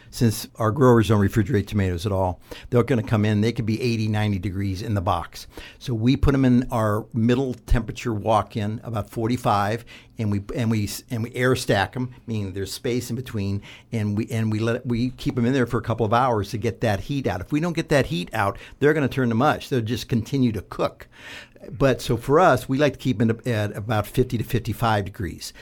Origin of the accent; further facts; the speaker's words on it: southeastern Ohio, United States; Growing up in Ohio, uh, southeastern part of Ohio, down by West Virginia and Kentucky